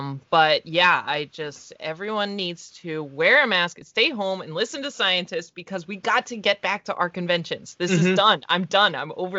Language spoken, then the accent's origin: English; Fort Collins, Colorado, United States; I'm going to be doing Fort Collins Comic Con. That's my hometown in Colorado.